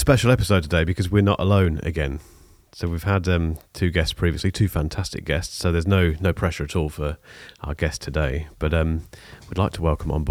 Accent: Leamington Spa, West Midlands, United Kingdom; If you say you're from Leamington, people say, where?

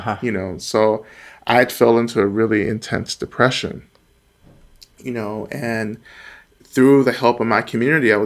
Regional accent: North Georgia, United States; now in Boston, United States; I'm originally from Georgia, North Georgia, and near, you know, one of the staging sites for the Trail of Tears. So I grew up in, you know, a small Black community in North Georgia

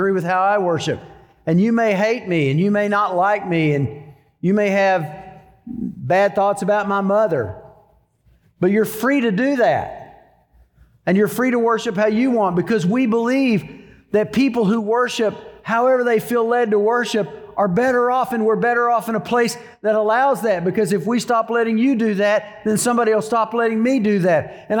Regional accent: United States; I love being an American. I love the fact that God allowed me to live here

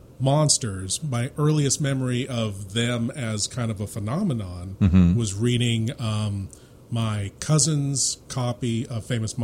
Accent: San Francisco Bay Area, California, United States; where I am from, the San Francisco Bay Area

